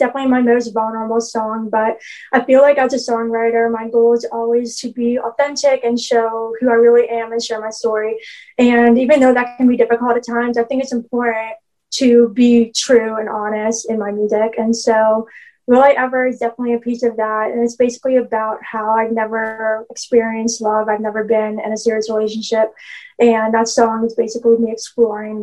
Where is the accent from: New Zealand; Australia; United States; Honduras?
United States; Pittsburgh, Pennsylvania; I am a songwriter from Pittsburgh, Pennsylvania